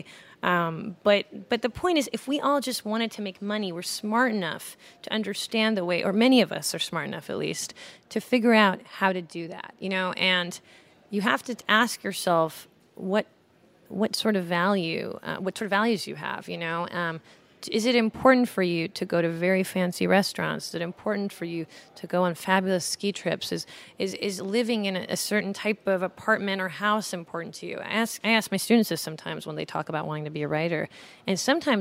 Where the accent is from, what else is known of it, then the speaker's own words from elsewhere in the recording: Los Angeles, California, United States; moved away as an adult; also born or lived in Iran; now in New York, United States; my hometown of Los Angeles